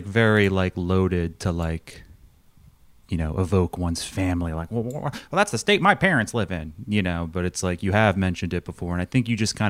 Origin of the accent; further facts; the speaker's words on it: Long Island, New York, United States; moved away; I grew up in Long Island. My family lives in Long Island.